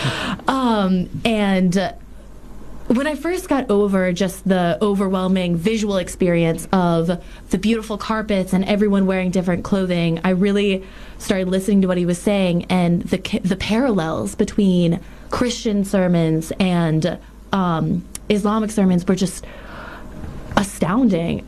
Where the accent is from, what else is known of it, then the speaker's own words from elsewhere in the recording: New Orleans, Louisiana, United States; I'm from New Orleans